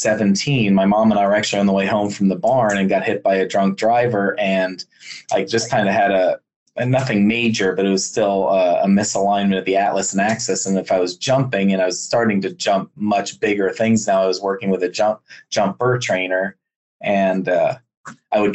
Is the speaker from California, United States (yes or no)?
no; Bethlehem, Pennsylvania, United States; I grew up, born and raised in Pennsylvania, born in Bethlehem, Pennsylvania